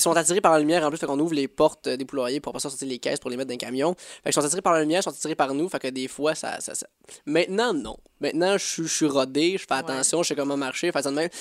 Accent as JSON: {"language": "French", "town": "Sainte-Mélanie", "region": "Quebec", "country": "Canada", "tie": "born or raised there", "also_born_or_lived": "Joliette", "said": "je viens de cette mélanie mon village natal, puis euh, j'ai passé un gros partie de ma vie à Joliette parce que école"}